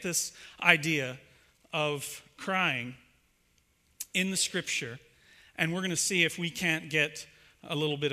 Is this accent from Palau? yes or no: no; Ohio, United States; I'm actually from Ohio